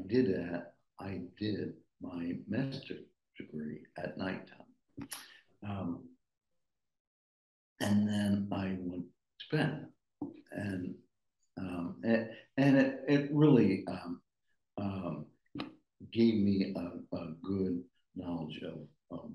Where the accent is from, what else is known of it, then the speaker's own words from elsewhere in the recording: Reading, Pennsylvania, United States; I grew up in Reading, PA